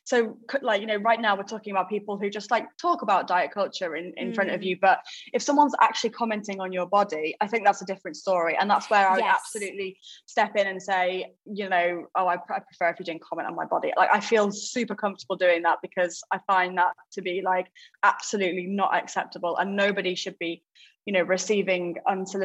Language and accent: English; United Kingdom; we're British